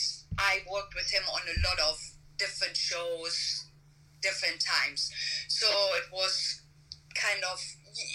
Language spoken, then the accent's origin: English; Germany; moved away as an adult; now in Burbank, United States; even though I live in the US, but I'm from Germany, and I still have a residency in Germany